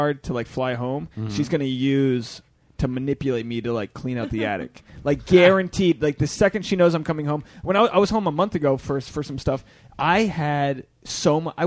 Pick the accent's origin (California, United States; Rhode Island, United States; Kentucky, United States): Rhode Island, United States; I'm from Rhode Island, mm-hmm. which is pretty Democrat, but my family's more Republican